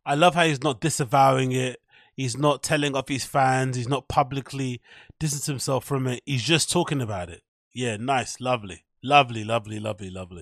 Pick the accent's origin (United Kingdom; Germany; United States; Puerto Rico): United Kingdom; accent: British (UK)